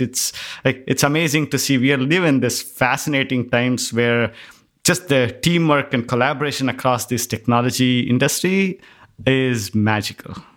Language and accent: English; India; moved away; growing up in India, it was always that you had to be in the top ten to get into the certain school